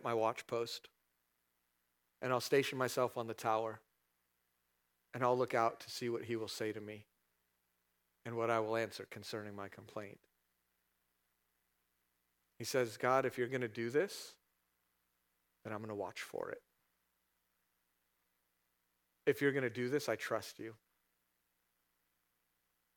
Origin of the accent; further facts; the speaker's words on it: California, United States; now in Statesville, United States; I'm from California